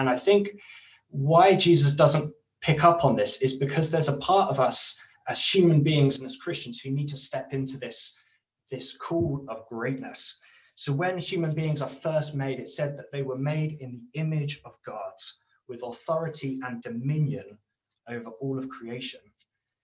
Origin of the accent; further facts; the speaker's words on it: United Kingdom; as a British person who's polite